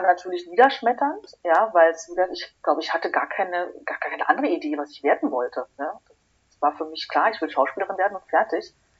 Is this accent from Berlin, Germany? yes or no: yes; Berlin, Germany; ich bin gebürtige Berlinerin